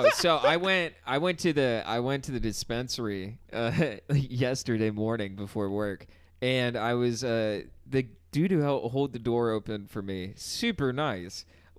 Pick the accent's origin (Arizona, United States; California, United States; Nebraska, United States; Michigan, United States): Arizona, United States; Phoenix; I'm from here, man.